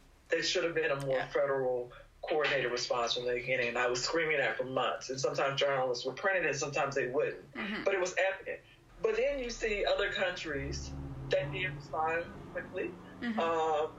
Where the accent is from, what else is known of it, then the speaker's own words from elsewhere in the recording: Texas, United States; also born or lived in Indiana; I grew up in Texas. For undergrad, I went to a state school, University of Houston, and for graduate school, I went to Indiana University